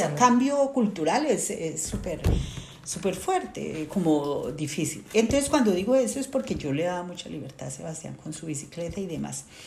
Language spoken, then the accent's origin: Spanish; Colombia; moved away as an adult; also born or lived in Caldas, Colombia; now in Toulouse, France; yo vengo de Colombia